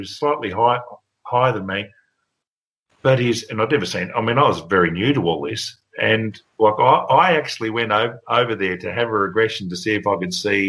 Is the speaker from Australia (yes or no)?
yes; Bairnsdale, Victoria, Australia; moved away as an adult; now in Victoria, Australia; in my hometown of Bairnsdale, I lived on the edge of town